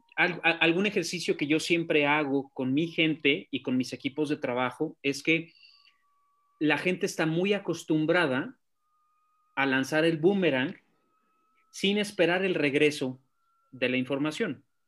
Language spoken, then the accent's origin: Spanish; Guadalajara, Jalisco, Mexico; soy tapatío